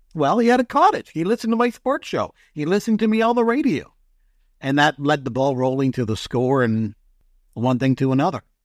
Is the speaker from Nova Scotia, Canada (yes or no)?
no; London, Ontario, Canada; growing up in London, at that time when I was young